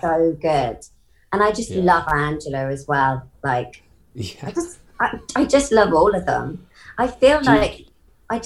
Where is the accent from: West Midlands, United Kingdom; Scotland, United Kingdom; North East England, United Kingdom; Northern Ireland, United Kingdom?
West Midlands, United Kingdom; Coventry; also born or lived in Perth, Australia; I was brought up in Coventry, but also Australia. So I lived in Coventry till I was 7. And then my parents emigrated to Perth.